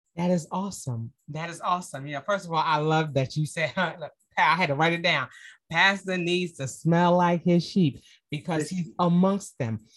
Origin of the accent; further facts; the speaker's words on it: New York, United States; moved away as an adult; now in Atlanta, United States; I'm from New York, I moved to Atlanta